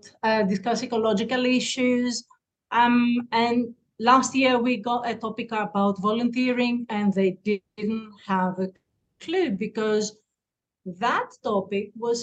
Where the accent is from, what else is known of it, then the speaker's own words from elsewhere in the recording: Athens, Attica, Greece; English is a second language; I'm from Greece, Athens